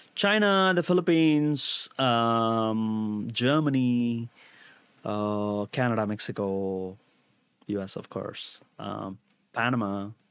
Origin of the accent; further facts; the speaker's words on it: India; moved away as an adult; now in United States; Growing up in India